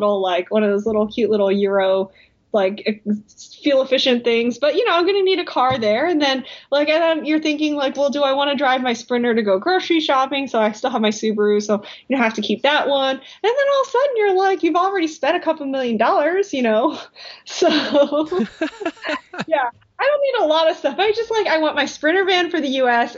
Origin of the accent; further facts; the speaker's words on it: United States; I'm Korean American